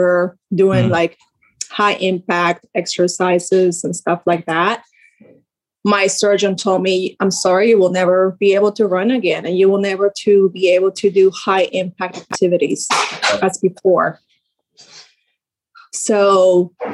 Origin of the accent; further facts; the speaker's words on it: Sarasota, Florida, United States; I'm from Sarasota, Florida.